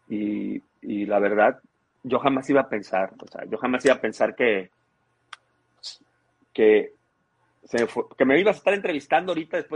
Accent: Tampico, Tamaulipas, Mexico; born there; now in Cadereyta, Mexico; yo te dije que nací en Tampico y cuando

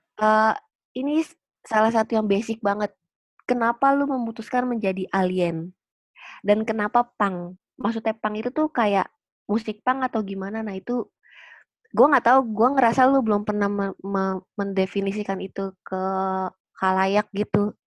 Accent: Jakarta, Indonesia; gua gedenya di Jakarta Pusat

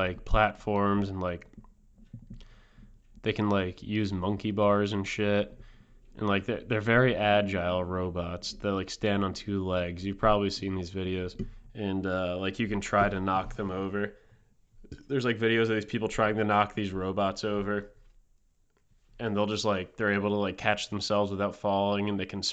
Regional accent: New Jersey, United States; I'm from New Jersey. I have an accent too

